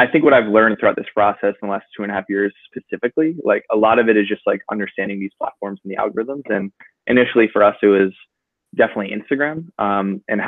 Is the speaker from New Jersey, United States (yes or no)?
yes; New Jersey, United States; I'm from New Jersey originally.